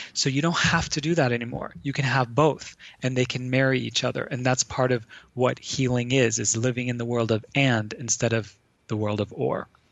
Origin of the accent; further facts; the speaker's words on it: Lebanon; I grew up in Lebanon um, during the Civil War